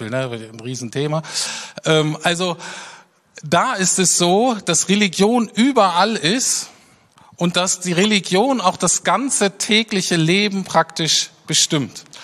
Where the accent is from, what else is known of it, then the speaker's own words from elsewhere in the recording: Berlin, Germany; was einem aber sofort auffällt als Berliner, äh, ist, dass diese Stadt in dem Sinne völlig anders ist